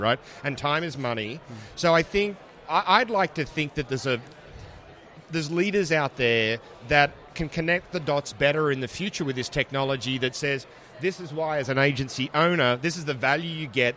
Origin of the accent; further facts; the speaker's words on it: Australia; accent: Australian; moved away as an adult; also born or lived in Seattle, United States / Toronto, Canada / Ottawa, Canada; now in Atlanta, United States; my stupid australian accent